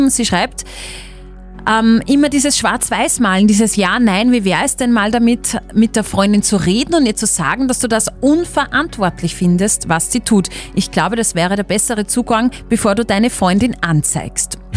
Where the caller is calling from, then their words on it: St. Agatha, Upper Austria, Austria; Von St. Agatha